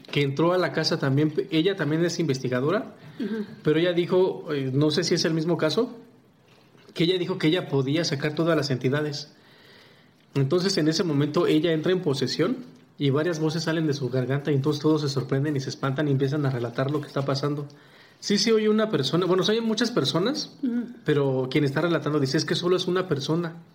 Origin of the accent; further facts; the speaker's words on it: Mexico City, Mexico; yo soy de Ciudad de México